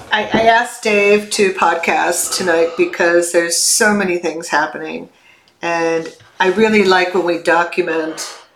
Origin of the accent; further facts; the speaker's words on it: Chicago, Illinois, United States; I grew up in the Chicago area